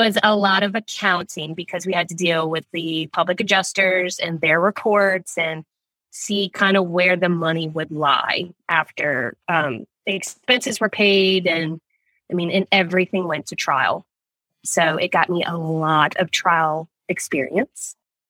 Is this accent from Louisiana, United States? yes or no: yes; New Orleans, Louisiana, United States; Born and raised in New Orleans. Small town, big town feel.